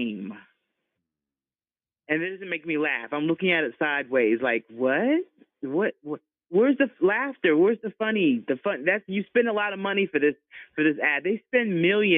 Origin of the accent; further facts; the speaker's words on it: Jacksonville, Florida, United States; now in New York, United States; I'm from Jacksonville, Florida, originally